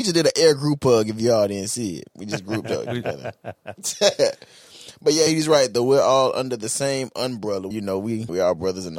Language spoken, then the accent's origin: English; Jacksonville, Florida, United States; I'm not a disc jockey. I'm from Jacksonville, Florida, born and raised. And I would have to say being from Jacksonville has shaped me into the man that I am today.